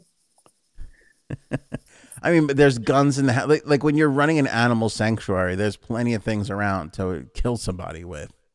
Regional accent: New York City, New York, United States; we grew up in Queens

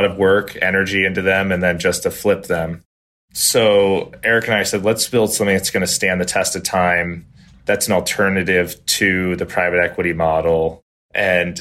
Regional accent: Pennsylvania, United States; moved away as an adult; also born or lived in Rhode Island; I grew up on the East Coast, small town farm in Pennsylvania

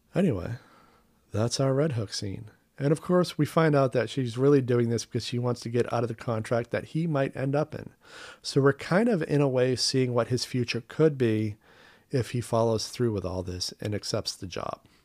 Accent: Maine, United States; moved away; my home state of Maine

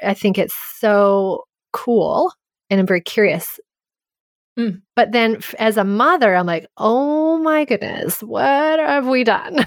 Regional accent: Canada; I grew up in French immersion. I'm Canadian and I learned French grammar

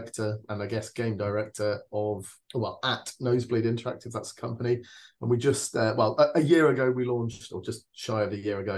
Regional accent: Switzerland; I grew up in Switzerland

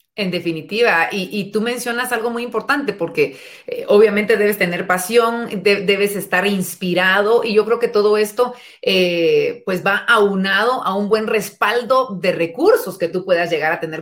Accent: Guatemala; como guatemaltecos

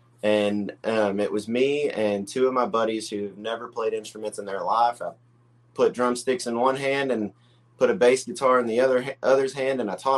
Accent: Axtell, Texas, United States; also born or lived in West, Texas / Leroy, Texas; now in Gatesville, United States; I mean, I grew up on a dirt road. I grew up out in Axtell, Texas, and out in West.

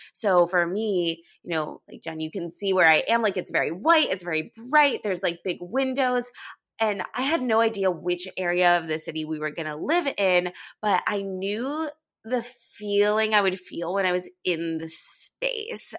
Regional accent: Los Angeles, California, United States; moved away as an adult; now in New York City, United States

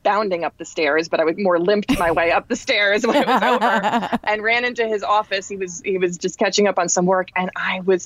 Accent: New York City, New York, United States; born or raised there; now in New Jersey, United States

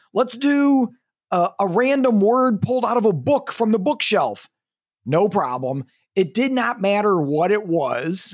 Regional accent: Missouri, United States; now in Eugene, United States; I'm from Missouri, you know, the show me state

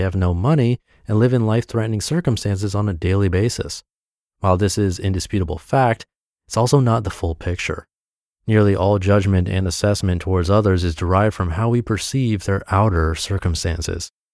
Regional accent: New England, United States; Growing up in New England

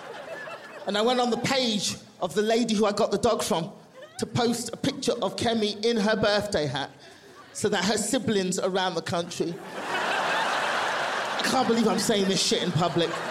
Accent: London, United Kingdom; also born or lived in Nigeria (family); now in Los Angeles, United States; I'm from London

